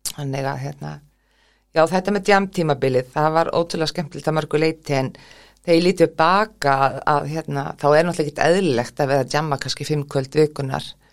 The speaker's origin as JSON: {"language": "Icelandic", "town": "Keflavík", "region": "Southern Peninsula", "country": "Iceland", "tie": "born or raised there", "said": "ólst upp í Keflavík í gettóinu"}